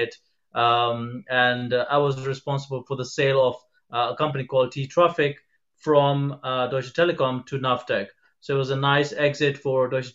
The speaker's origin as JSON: {"language": "English", "country": "Kenya", "tie": "born or raised there", "moved": "as an adult", "lives_now": "London, United Kingdom", "said": "I was originally born and brought up in Kenya. I spent the first 19 years of my life there."}